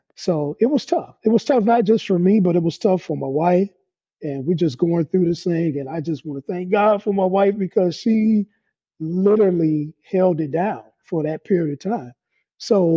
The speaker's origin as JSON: {"language": "English", "town": "Detroit", "region": "Michigan", "country": "United States", "tie": "born or raised there", "said": "I am from Detroit, Michigan, here in the United States. Grew up on the west side of Detroit, just raised"}